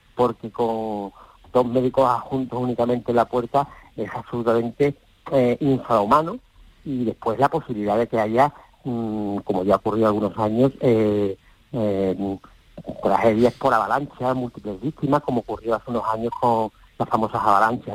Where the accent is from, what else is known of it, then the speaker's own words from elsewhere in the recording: Seville, Andalusia, Spain; en el Cristo de Salud en San Bernardo, donde nací